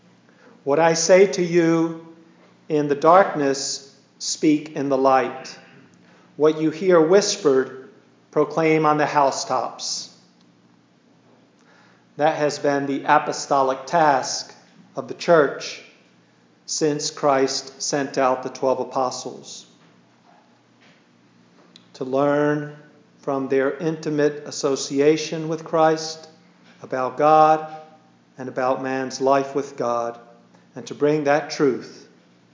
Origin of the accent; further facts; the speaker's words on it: Wilmington, North Carolina, United States; also born or lived in Schenectady, New York; when I was five, when we moved from Schenectady, New York, to Wilmington, North Carolina, which is my home now